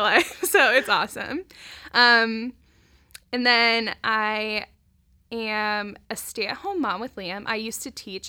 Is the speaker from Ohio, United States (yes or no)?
yes; Centerville, Ohio, United States; now in Dayton, United States; I grew up in Centerville, so just down the road